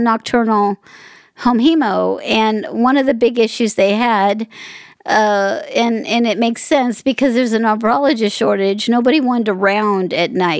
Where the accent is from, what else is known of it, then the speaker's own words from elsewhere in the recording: Las Vegas, Nevada, United States; I'm in Vegas. I'm from Vegas.